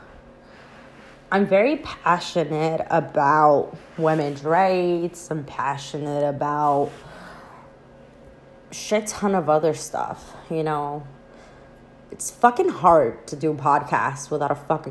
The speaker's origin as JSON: {"language": "English", "town": "New York City", "region": "New York", "country": "United States", "tie": "born or raised there", "moved": "as an adult", "lives_now": "New Jersey, United States", "said": "I currently reside in New Jersey. I was born and raised in the Bronx"}